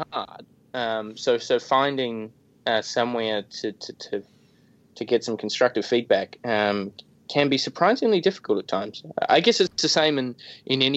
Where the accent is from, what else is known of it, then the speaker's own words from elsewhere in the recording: Christchurch, Canterbury, New Zealand; I was born and raised in Christchurch, which is a little city of about 300,000 people or so, about halfway up in the South Island of New Zealand